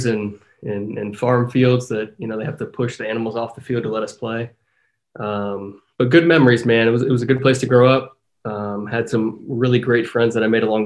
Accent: Centerville, Ohio, United States; moved away; growing up playing soccer in Ohio. I mean, that was before academies and all that stuff, right? So playing for my little hometown soccer club, Centerville Galaxies

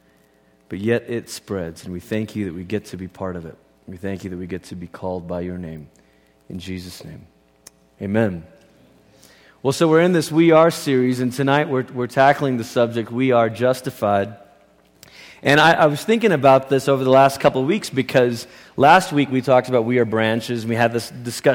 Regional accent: Malaysia; I grew up in Malaysia, and Christianity is not the dominant religion in Malaysia.

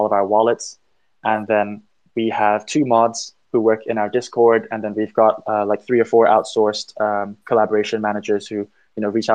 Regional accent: Thailand; also born or lived in United Kingdom; we're actually all from Thailand, but we're all internationally educated

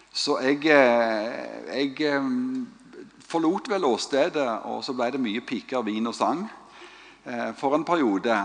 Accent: Stavanger, Rogaland, Norway; Vi er fra Stavanger

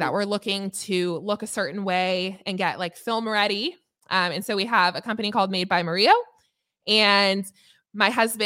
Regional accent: Los Angeles, California, United States; Los Angeles, which is my hometown

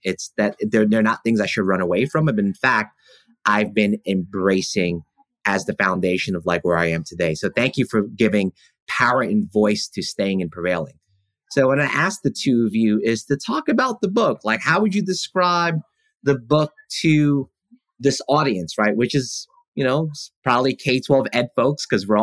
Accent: New York City, New York, United States; moved away; also born or lived in Brooklyn; I was born in Brooklyn and raised in Queens

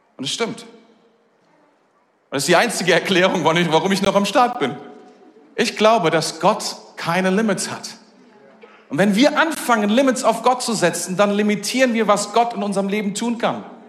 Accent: Germany; als Deutscher

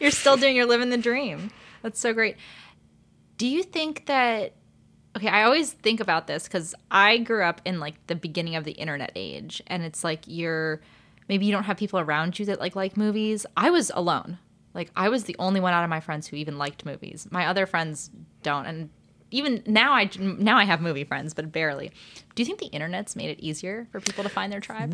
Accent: Ojai, California, United States; now in Los Angeles, United States; I did grow up in L A, but I grew up mostly in Ojai, which I'm it's, like, two hours north

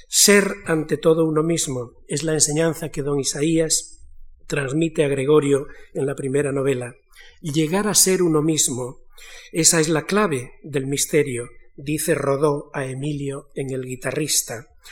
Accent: Galicia, Spain; now in Madrid, Spain; yo vengo de Galicia

